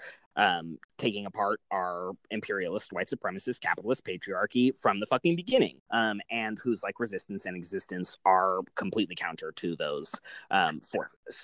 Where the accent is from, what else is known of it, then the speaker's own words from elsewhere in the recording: United States; as an American